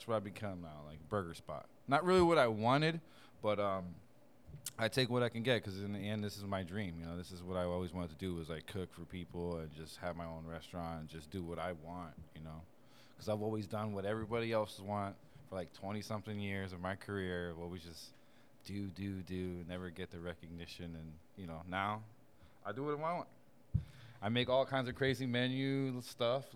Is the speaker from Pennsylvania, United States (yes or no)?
yes; Bethlehem, Pennsylvania, United States; moved away; also born or lived in Puerto Rico; I'm from Bethlehem, Pennsylvania.